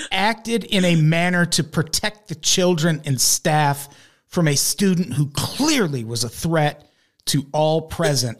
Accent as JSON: {"language": "English", "town": "Peoria", "region": "Illinois", "country": "United States", "tie": "born or raised there", "said": "I grew up in Peoria, Illinois"}